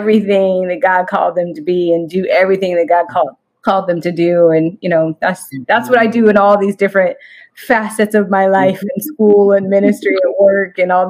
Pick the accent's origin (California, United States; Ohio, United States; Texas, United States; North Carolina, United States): California, United States; Redding; also born or lived in Sacramento area; I grew up in Redding, which is north of Sacramento, and just had a wonderful upbringing.